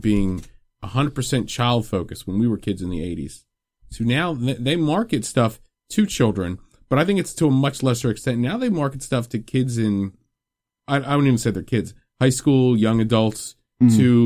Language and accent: English; Philadelphia, Pennsylvania, United States; We are from Philadelphia